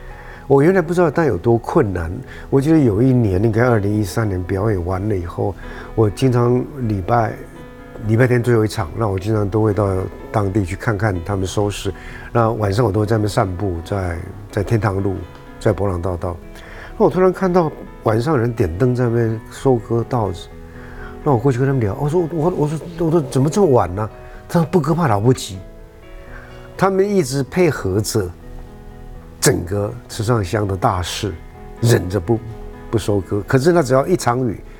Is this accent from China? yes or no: no; Taiwan; 就是维持我们台湾人 的可爱的地方，就是随时愿意帮助旁边的人，随时愿意伸出援手来